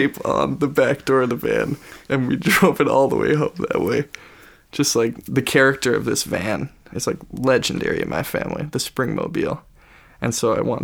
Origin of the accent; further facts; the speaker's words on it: United States; growing up on the Mississippi River